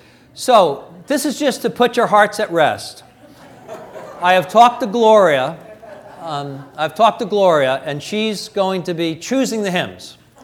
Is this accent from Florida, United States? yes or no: no; New York, United States; also born or lived in Illinois; now in California, United States; And even though I'm from New York and Illinois, I've been here for almost 40 years in Methodism.